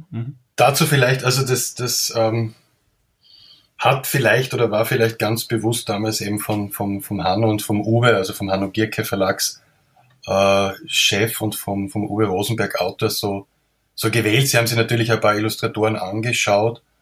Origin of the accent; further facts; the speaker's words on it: Austria; man hört, bin ein Österreicher